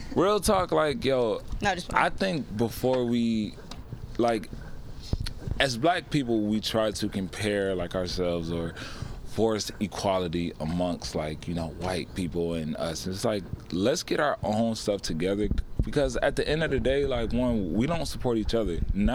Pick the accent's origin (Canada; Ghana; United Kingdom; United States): United States; the South; I mean, I've definitely actually been a victim of racism, like, growing up in the South.